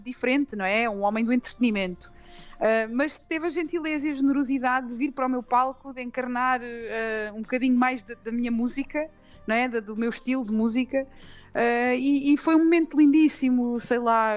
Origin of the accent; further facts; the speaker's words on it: Montalvo, Santarém District, Portugal; fui uma privilegiada por ter crescido numa aldeia como a aldeia de Montalvo. É a minha terra até hoje